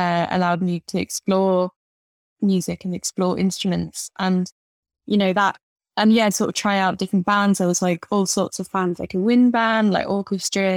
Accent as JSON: {"language": "English", "town": "Lincoln", "region": "East Midlands", "country": "United Kingdom", "tie": "born or raised there", "also_born_or_lived": "Johannesburg, South Africa", "moved": "as an adult", "lives_now": "London, United Kingdom", "said": "I grew up in Lincoln, and then moved to London about 10 years ago"}